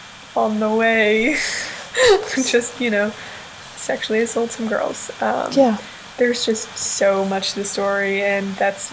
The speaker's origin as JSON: {"language": "English", "region": "North Carolina", "country": "United States", "said": "So, we're both from North Carolina"}